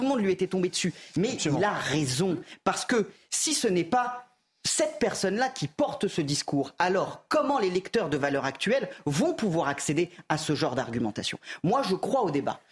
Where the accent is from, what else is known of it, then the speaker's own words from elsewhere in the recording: France; je suis un Français comme les autres